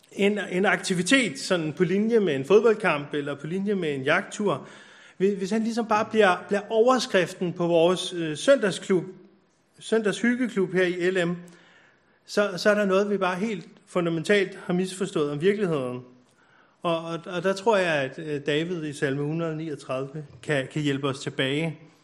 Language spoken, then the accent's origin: Danish; Copenhagen, Capital Region of Denmark, Denmark; now in Bornholm, Denmark; jeg er født på Nørrebro